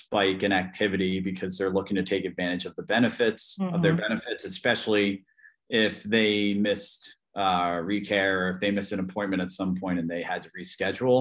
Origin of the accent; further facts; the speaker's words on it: Philadelphia, Pennsylvania, United States; I'm from the Philadelphia area, born and raised